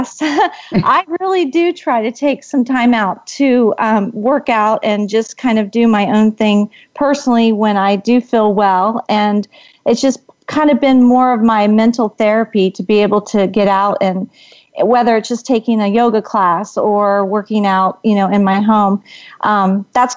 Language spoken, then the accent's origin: English; Washington, District of Columbia, United States; moved away as an adult; now in Arizona, United States; I am originally from the Washington, D.C. area, but I currently have been living in Arizona for over 20 years